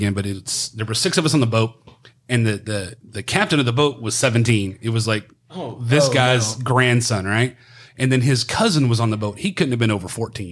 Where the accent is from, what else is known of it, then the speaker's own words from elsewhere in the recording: Cleburne, Texas, United States; I was born in Cleburne and spent about, you know, until I was like sixth grade here and before I moved to East Texas.